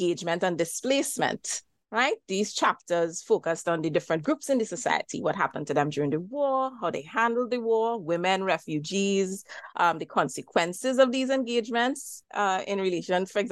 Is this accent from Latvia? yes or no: no; Diego Martin, Trinidad & Tobago; I am Trinidadian. I live in the island of Trinidad as part of Trinidad and Tobago and hail from Digo Martin, which is in northwest Trinidad.